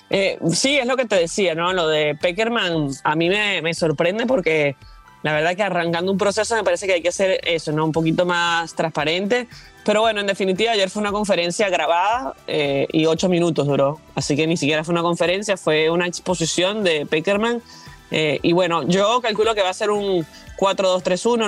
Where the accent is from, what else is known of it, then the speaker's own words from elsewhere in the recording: Venezuela; yo como venezolana